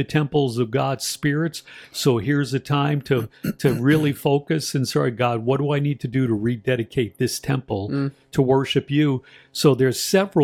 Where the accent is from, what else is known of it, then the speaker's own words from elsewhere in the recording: New York City, New York, United States; accent: New York; I'm from New York, so we got our own little dialect in New York City